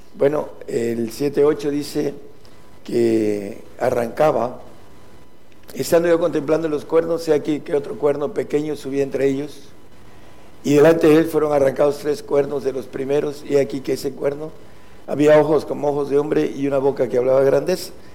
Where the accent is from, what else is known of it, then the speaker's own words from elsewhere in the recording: Mexico; nosotros los que somos de México